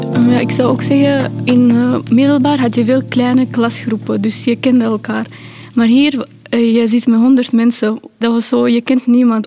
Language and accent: Dutch; Pakistan; now in Belgium; Ik ben ook niet geboren in België, ik ben van Pakistan